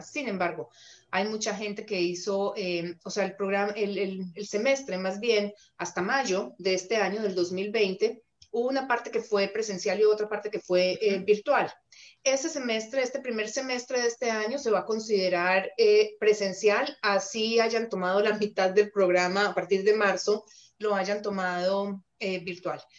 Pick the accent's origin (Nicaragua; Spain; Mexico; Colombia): Colombia; now in Canada; en Colombia decimos a tiro de piedra